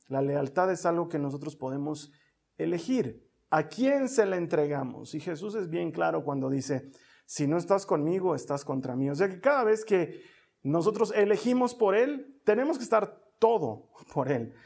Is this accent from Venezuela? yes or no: no; Bolivia; En mi país, en Bolivia